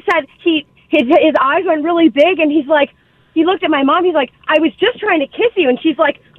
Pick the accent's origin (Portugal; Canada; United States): Canada; the Maritimes; we're from the Maritimes.